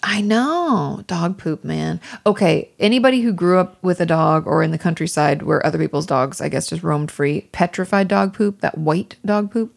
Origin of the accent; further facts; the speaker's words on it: Washington, United States; also born or lived in Malibu; now in Los Angeles, United States; growing up in Washington State